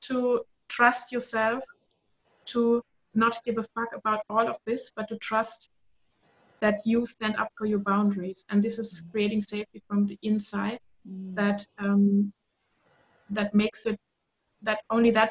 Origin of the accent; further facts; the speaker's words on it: Southern Germany, Germany; I grew up in South Germany, very conservative